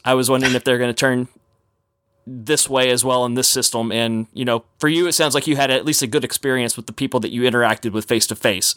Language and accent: English; Texas, United States; growing up in Texas